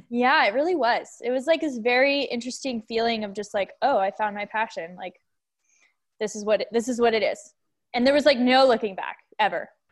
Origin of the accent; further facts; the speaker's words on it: Boulder, Colorado, United States; I grew up in Boulder, Colorado.